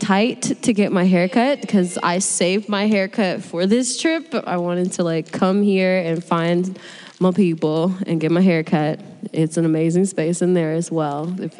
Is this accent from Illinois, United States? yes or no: no; Indiana, United States; I'm from Indiana, so I like Black-owned spaces.